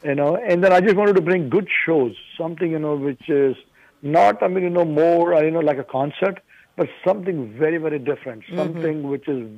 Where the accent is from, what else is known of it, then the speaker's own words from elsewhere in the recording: Mumbai, Maharashtra, India; moved away as an adult; now in Houston, United States; I'm from Bombay.